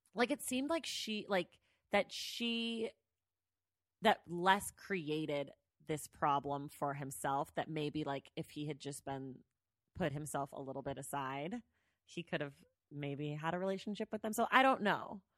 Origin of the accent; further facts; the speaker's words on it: the Bay Area, California, United States; I'm from the Bay Area.